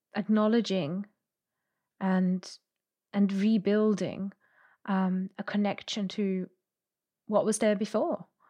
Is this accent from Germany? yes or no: yes; Germany; I'm from Germany